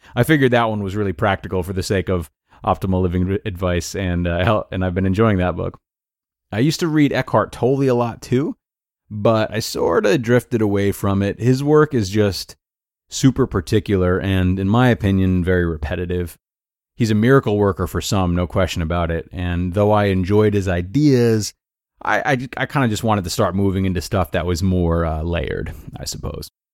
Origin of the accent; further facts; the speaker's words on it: Rhode Island, United States; moved away as an adult; also born or lived in Towson, Maryland; about six hours from where I was born and raised in Rhode Island